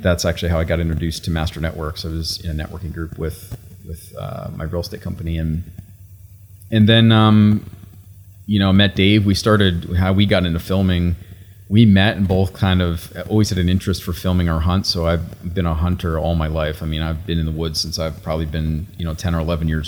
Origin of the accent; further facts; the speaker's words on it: Pennsylvania, United States; moved away as an adult; also born or lived in Florida / McKinney, Texas; now in Texas, United States; I was born and raised in Pennsylvania.